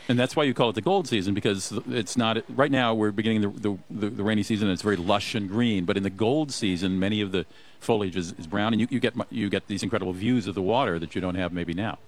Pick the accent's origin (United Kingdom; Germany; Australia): Germany; now in Minnesota, United States; I grew up in Germany